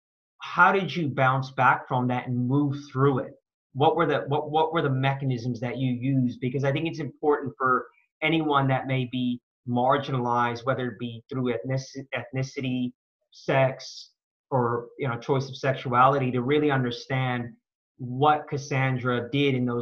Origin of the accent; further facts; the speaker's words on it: Bay Area, California, United States; moved away as an adult; now in Australia; So I'm an American. I've been in Australia for 12 years. I grew up in the Bay Area